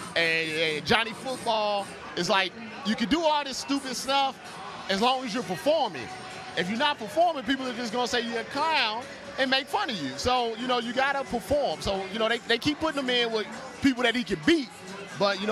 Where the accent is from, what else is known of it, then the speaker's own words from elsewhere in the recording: New York City, New York, United States; I'm from Brooklyn